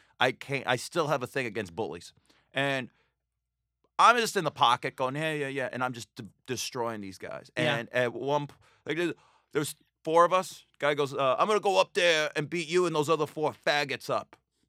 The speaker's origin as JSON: {"language": "English", "town": "Astoria", "region": "New York", "country": "United States", "said": "he's like, go back to Boston. I'm like, I'm from Astoria."}